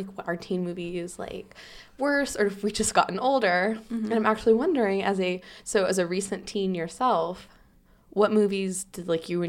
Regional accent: the South, United States; accent: Southern; You'll hear me talk about whether or not being around my Tennessee kinfolk was making my Southern accent stronger

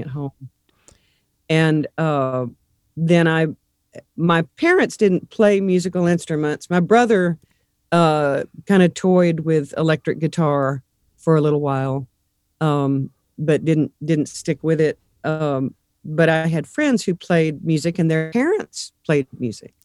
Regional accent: Abilene, Texas, United States; also born or lived in Nashville, Tennessee; now in Fort Wayne, United States; I was born in Abilene, Texas, west, west Texas

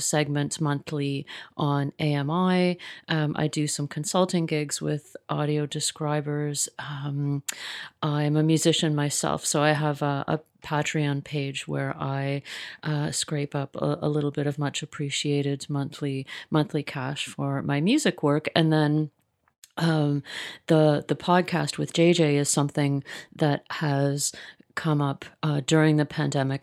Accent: Mississauga, Ontario, Canada; now in Toronto, Canada; I grew up in Mississauga

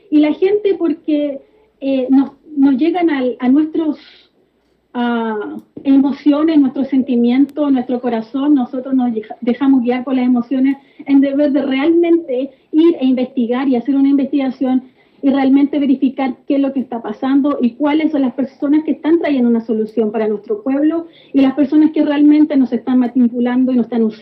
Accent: Chile; now in United States; Nací y crecí en Chile.

